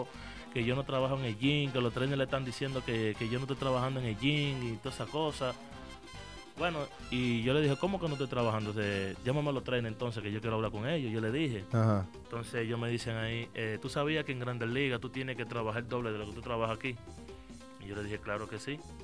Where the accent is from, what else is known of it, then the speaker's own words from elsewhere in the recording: San Francisco de Macorís, Duarte, Dominican Republic; also born or lived in Haina, Dominican Republic; yo soy de, de, Jaina, de República Dominicana. Eh, yo nací allá desde los cuatro años, me fui para, para San Francisco de Macorís, arriba donde me crié.